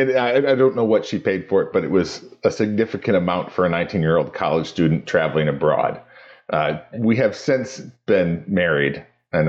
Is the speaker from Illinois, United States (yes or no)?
yes; Chicago, Illinois, United States; moved away; also born or lived in England; I was born in Chicago. I'm a Cubs fan. I lived in England.